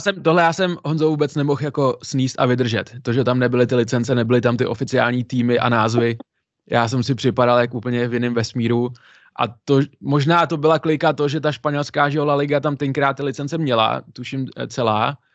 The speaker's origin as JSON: {"language": "Czech", "town": "Pardubice", "region": "Pardubice Region", "country": "Czechia", "said": "já jsem z Pardubic, chodil jsem pravidelně na hokej, jednu dobu jsem nechyběl v kotli na jediný domácí zápas"}